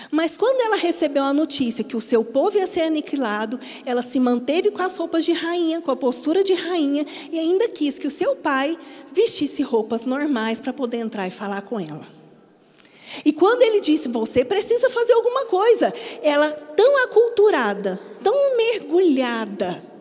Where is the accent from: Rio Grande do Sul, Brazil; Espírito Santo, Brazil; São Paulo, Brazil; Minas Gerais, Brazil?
Minas Gerais, Brazil; now in Paraíba, Brazil; você já deve ter percebido que eu não sou daqui, eu sou mineira. Quando eu mudei para cá, eu precisei me adaptar a muitas coisas em relação à cultura paraibana.